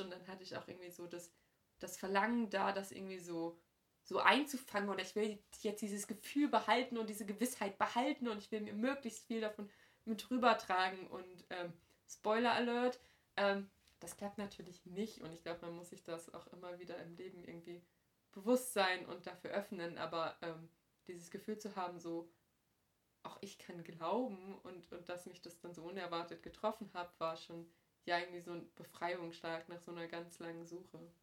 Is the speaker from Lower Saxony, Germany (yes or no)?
no; Hamm, North Rhine-Westphalia, Germany; meiner Heimatgemeinde in Hamm